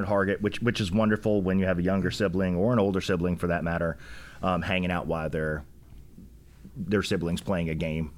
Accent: West Point, New York, United States; now in Rock Hill, United States; I was born in New York, grew up, um, right outside of West Point, New York, where the military academy is

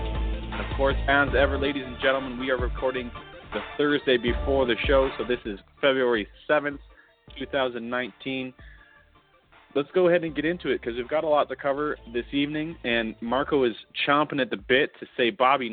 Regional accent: Canada; I'm Canadian

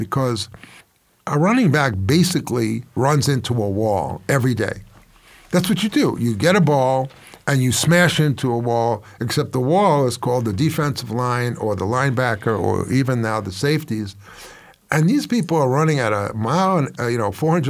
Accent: New York City, New York, United States; moved away; I'm from New York

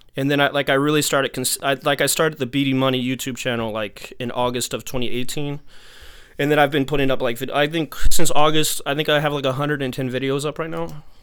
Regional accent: Texas, United States; now in New York, United States; I'm from Texas originally. I've been in New York for a minute, but I'm from Texas originally

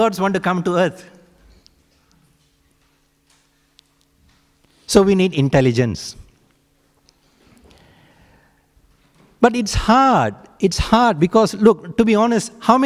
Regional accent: Malaysia; My roots are in subcontinent India, but I was born in Malaysia, and in Malaysia it's like a mini India

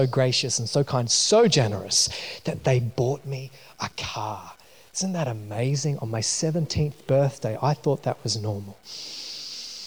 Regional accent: New Zealand; moved away; I grew up in New Zealand, if you didn't notice from my accent.

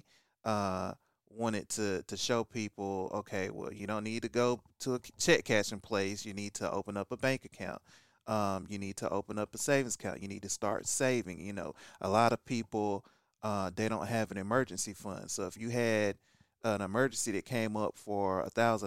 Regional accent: Kinston, North Carolina, United States; I'm originally here from Kinston, North Carolina.

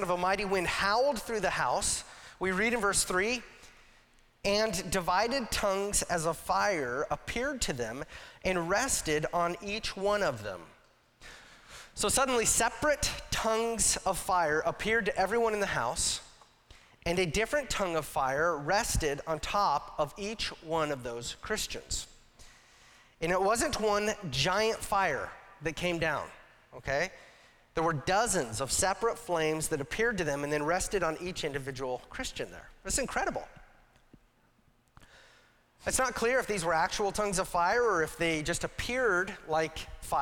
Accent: Casper, Wyoming, United States; now in Washington, United States; I grew up in Casper, Wyoming

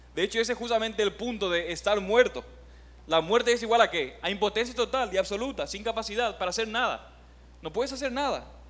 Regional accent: Paraguay; moved away as an adult; also born or lived in Oklahoma; now in Puerto Rico; soy de Paraguay

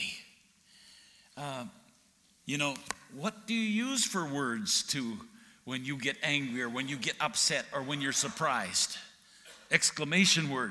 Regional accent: Alberta, Canada; moved away as an adult; also born or lived in Texas; I grew up in Alberta

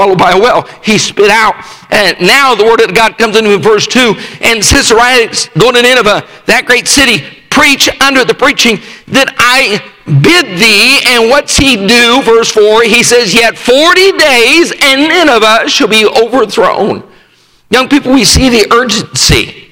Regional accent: Rifle, Colorado, United States; I grew up in Rifle, Colorado, a town of 1,500 at the time

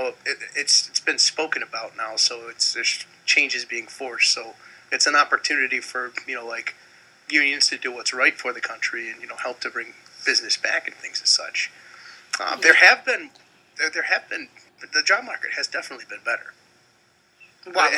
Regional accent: Niagara Falls, New York, United States; my hometown of Niagara Falls

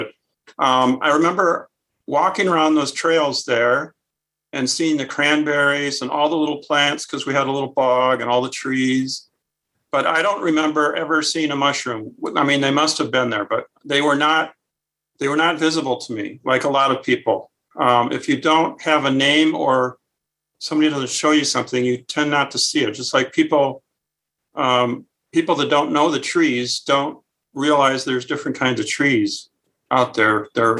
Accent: Minnesota, United States; moved away as an adult; now in Chicago area, United States; I grew up in Minnesota.

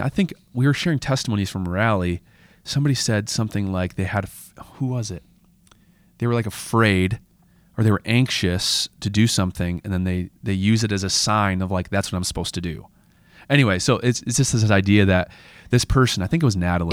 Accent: United States; as an American Christian

